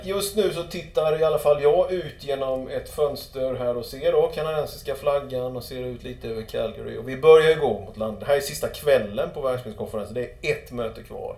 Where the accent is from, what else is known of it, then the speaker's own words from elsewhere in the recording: Sweden; jag var från Sverige